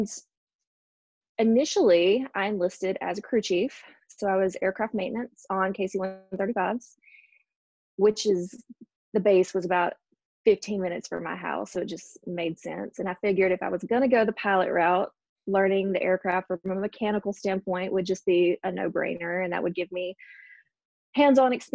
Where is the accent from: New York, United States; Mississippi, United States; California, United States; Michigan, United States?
Mississippi, United States; also born or lived in Houston, Texas; I was born in Houston, Texas, moved to Mississippi, probably not too much longer after that, and grew up in Mississippi, was raised here